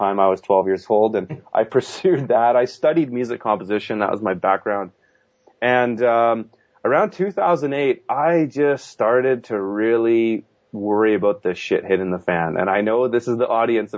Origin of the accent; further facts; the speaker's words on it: Kelowna, British Columbia, Canada; my hometown, which I'm based out of now